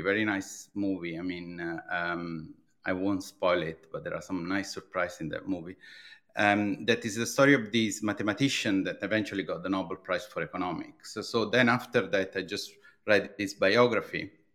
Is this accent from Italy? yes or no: yes; Italy; English is a second language; moved away as an adult; now in London, United Kingdom; you will immediately detect, uh, uh, from my accent. I'm from Italy